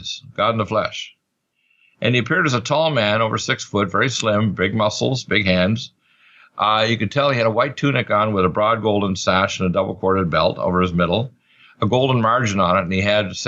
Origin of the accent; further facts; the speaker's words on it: Truro, Nova Scotia, Canada; also born or lived in Detroit, Michigan; My father was from Canada, so I was raised in Truro.